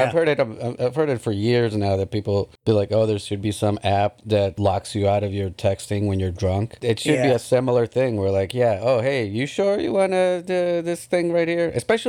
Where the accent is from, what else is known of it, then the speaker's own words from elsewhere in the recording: United Kingdom; Yeah, we're British.